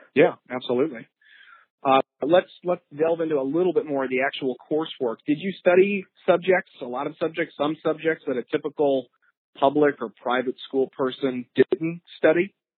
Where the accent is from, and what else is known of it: Florissant, Missouri, United States; born or raised there